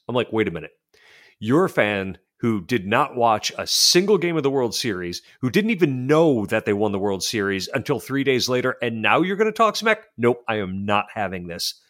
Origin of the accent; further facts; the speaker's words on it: Western New York, United States; I'm from Western New York